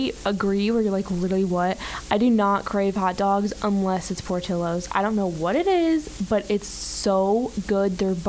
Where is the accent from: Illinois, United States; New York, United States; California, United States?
Illinois, United States; Chicago; now in Orange Beach, United States; I live in Orange Beach, by the way, so I like am surrounded by seafood. I'm originally from Chicago